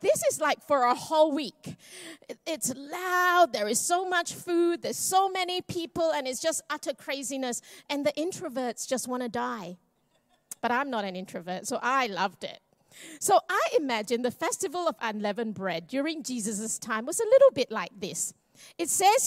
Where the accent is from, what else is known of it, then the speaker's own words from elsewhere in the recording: Malaysia; I'm Malaysian Chinese